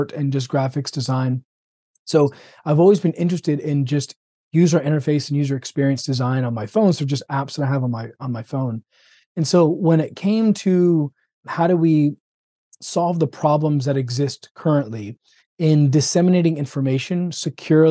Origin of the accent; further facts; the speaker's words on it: Florida, United States; also born or lived in Birmingham; born and raised in Florida. Did residency in Birmingham and came back to Florida